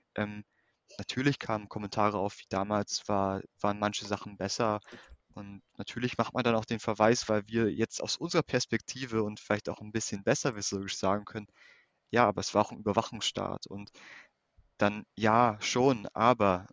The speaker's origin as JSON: {"language": "German", "town": "Zerbst", "region": "Saxony-Anhalt", "country": "Germany", "tie": "born or raised there", "said": "ich bin in Ostdeutschland aufgewachsen, geboren in, in Anhalt-Bitterfeld, in Zerbst"}